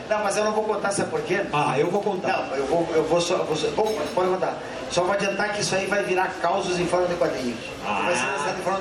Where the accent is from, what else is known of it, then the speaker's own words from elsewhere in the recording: Santiago, Rio Grande do Sul, Brazil; born there; Nós tá não ambos nascemos em Santiago do Boqueirão.